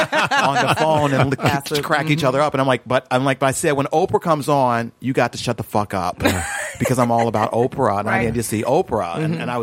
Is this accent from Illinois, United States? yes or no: yes; Chicago, Illinois, United States; moved away as an adult; now in California, United States; I come from Chicago.